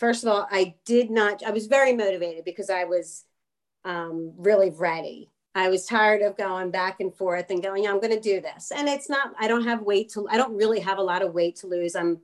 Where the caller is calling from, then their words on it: Philadelphia, Pennsylvania, United States; I'm calling from the greater